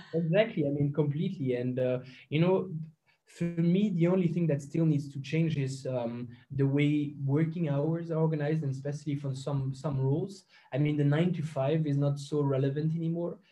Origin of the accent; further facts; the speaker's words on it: Belgium; now in Luxembourg; I'm a, a Belgian citizen